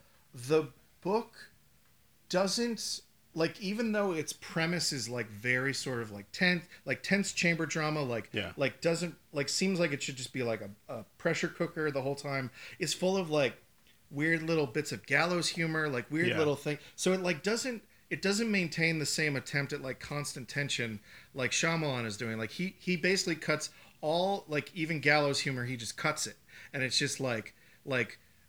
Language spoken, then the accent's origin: English; Medford, Massachusetts, United States; It just plays him doing a terrible Boston accent. I'm from Medford.